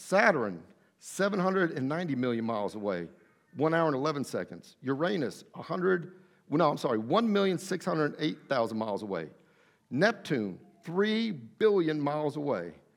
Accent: Athens, Attica, Greece; I was born in Athens, Greece

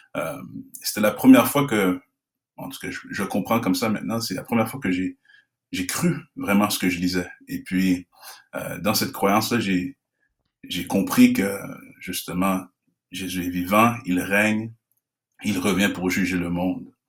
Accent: Canada; je suis d'origine haïtienne, je suis né au Canada dans une famille haïtienne

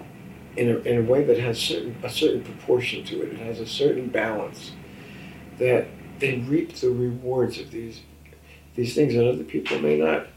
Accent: Newark, New Jersey, United States; I was from Newark

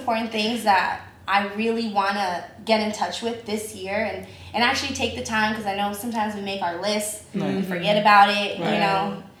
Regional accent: San Diego, California, United States; I'm from San Diego.

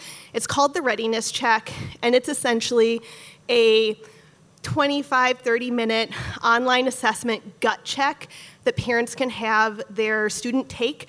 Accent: Minneapolis, Minnesota, United States; I'm also a lifelong South Minneapolis resident. I graduated from MPS, like Kira said, and still live in Longfellow with my husband and son.

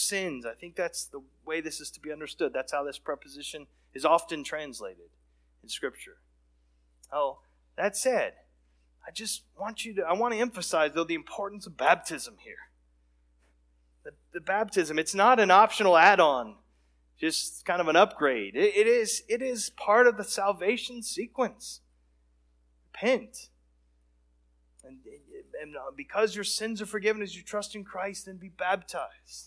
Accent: Texas, United States; we had a lot of friends and exposure to folks that were in that background growing up in Texas.

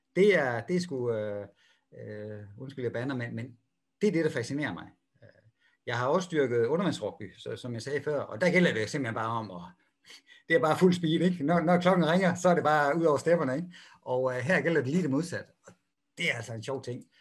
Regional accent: Denmark; moved away; jeg er jo dansker

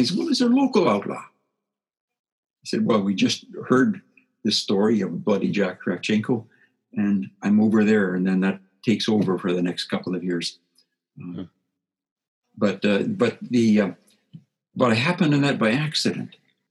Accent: Saskatchewan, Canada; I grew up in Saskatchewan, on a Saskatchewan farm

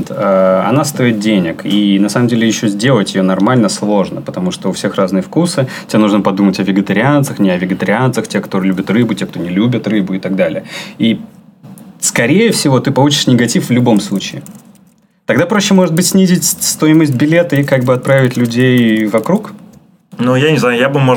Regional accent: Saint Petersburg, Russia; Нет, я из Питера.

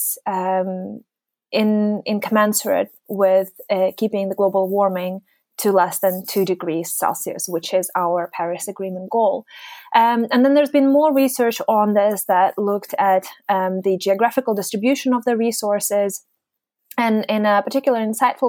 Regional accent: Yalta, Crimea, Ukraine; moved away as an adult; also born or lived in Groningen, Netherlands; now in Aberdeen, United Kingdom; I grew up in a small town called Yalta

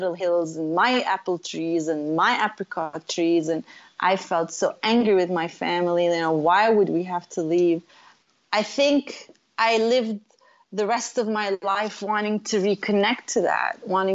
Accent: Beit Jala, Bethlehem Governorate, Palestine; moved away; also born or lived in Jerusalem / North Carolina / California; I was born in Jerusalem, and I was raised in a little town called Beit Jala. It's in the Bethlehem district, so it's really Bethlehem

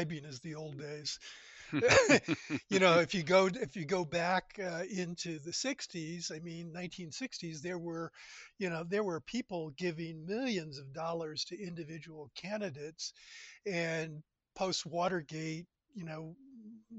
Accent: United States; also born or lived in South Carolina / Calgary, Canada; As an American, I live in South Carolina

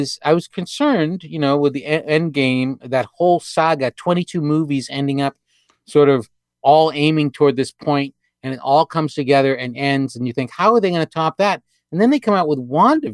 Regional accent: New Hampshire, United States; I grew up in New Hampshire

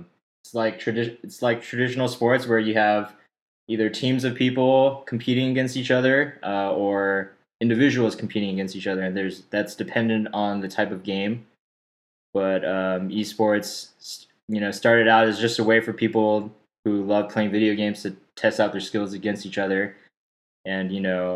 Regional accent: Stafford, Texas, United States; moved away as an adult; also born or lived in Austin, Texas; now in Dallas, United States; I grew up in Stafford, which is pretty close by Sugarland

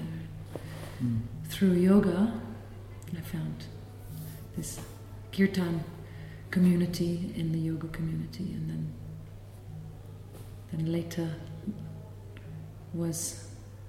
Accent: London, United Kingdom; moved away; I grew up in London.

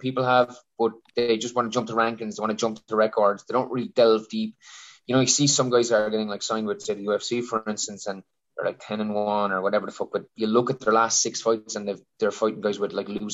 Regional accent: County Wexford, Leinster, Ireland; I'm a guy from County Wexford where there is no MMA gyms

